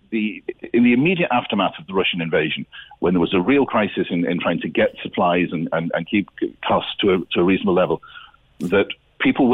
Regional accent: North Cork, Munster, Ireland; Despite my funny accent, I'm from North Cork

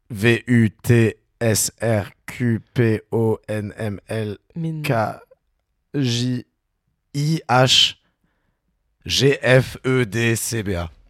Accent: Toulouse, Occitania, France; Mais je suis toulousain.

